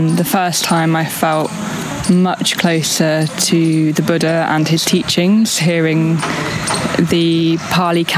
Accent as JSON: {"language": "English", "town": "Sheffield", "region": "Yorkshire and the Humber", "country": "United Kingdom", "said": "We're all from Sheffield"}